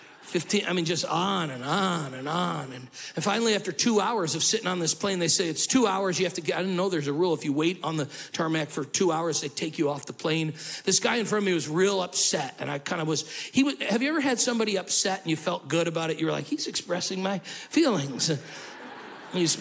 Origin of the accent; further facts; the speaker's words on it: Syracuse, New York, United States; moved away; I grew up in Syracuse, New York.